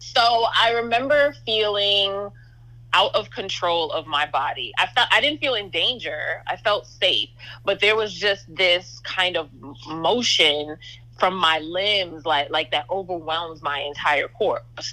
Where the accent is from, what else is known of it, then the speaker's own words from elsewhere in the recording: New York City, New York, United States; I'm the daughter of West Indian immigrants. I grew up in New York City